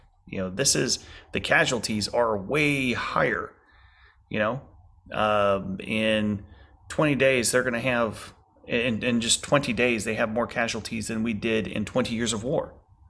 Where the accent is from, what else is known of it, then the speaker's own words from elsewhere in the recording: Lake Charles, Louisiana, United States; home was hit in Lake Charles, Louisiana, by Hurricane Laura and then Hurricane Delta. So my city, my hometown city, just got hit so hard.